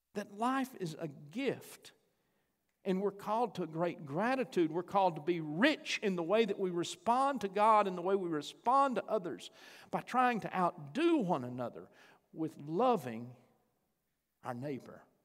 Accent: Chandler, United States; moved away; I got to go to Chandler. That's my hometown

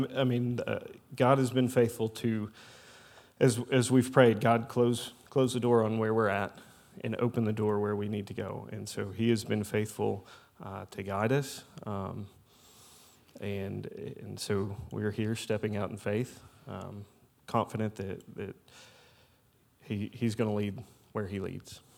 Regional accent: Louisville, Kentucky, United States; moved away as an adult; also born or lived in Indiana; now in Southern Illinois, United States; I'm originally from Louisville, Kentucky

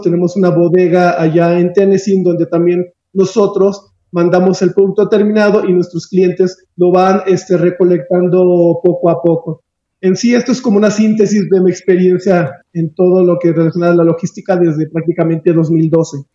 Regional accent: Aguascalientes, Mexico; Yo soy oriundo de Aguascalientes

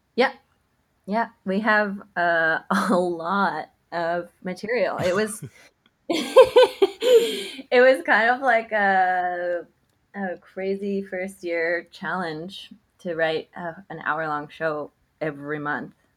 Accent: Canada; we're Canadian

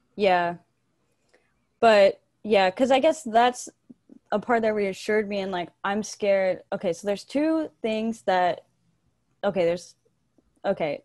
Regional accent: Bulverde, Texas, United States; moved away as an adult; now in San Marcos, United States; I'm from a little town right north of San Antonio called Bull Verde

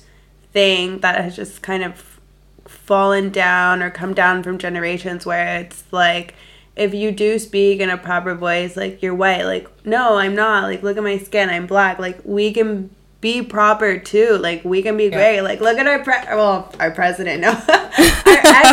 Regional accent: South Florida, United States; moved away as an adult; also born or lived in Madrid; we're both from South Florida

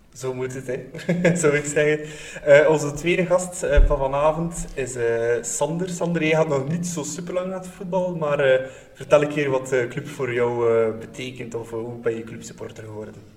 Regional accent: Bruges, Flanders, Belgium; Ik ben zelf ook van Brugge

